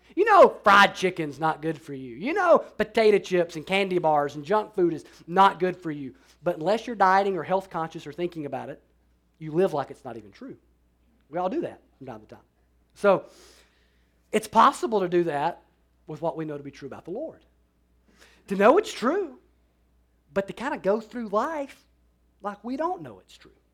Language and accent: English; Alabama, United States; I'm from Alabama